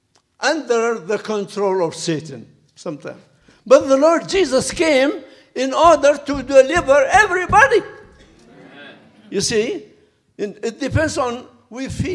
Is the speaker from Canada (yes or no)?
no; Baghdad, Baghdad Governorate, Iraq; moved away as an adult; also born or lived in Loma Linda, United States; now in United States; I am a retired minister from Middle East, from Baghdad. We are here 30 years